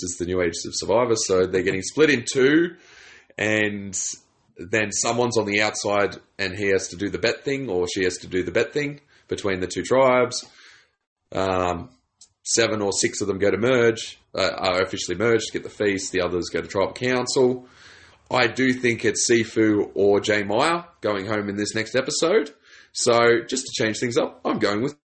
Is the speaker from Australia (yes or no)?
yes; New South Wales, Australia; I'm from New South Wales